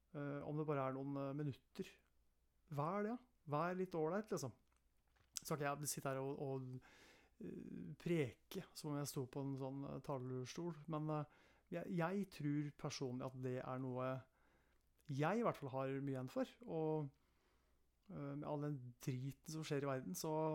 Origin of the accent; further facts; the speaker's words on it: Eastern Norway, Norway; accent: Eastern Norwegian (østlandsk); also born or lived in Østfold; Hvis noen lurer på dialekten min, så kan jeg si at det er østlandsk dialekt